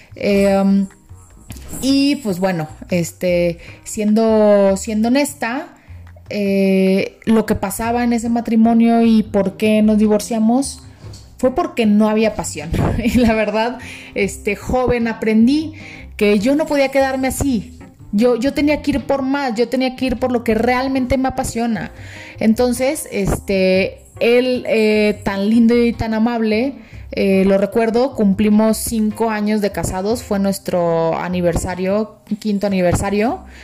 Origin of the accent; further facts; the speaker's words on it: Monterrey, Nuevo León, Mexico; moved away as an adult; now in Mexico City, Mexico; Yo soy de Monterrey, sí, este rancho enorme, soy ranchera